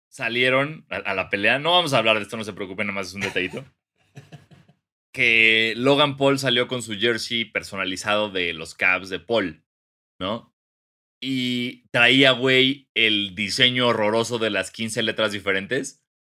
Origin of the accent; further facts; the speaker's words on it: Mexico; como mexicano